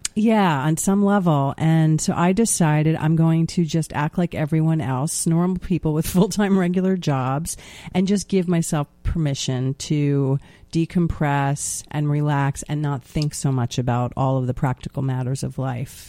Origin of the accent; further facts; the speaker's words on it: New York, United States; as a New Yorker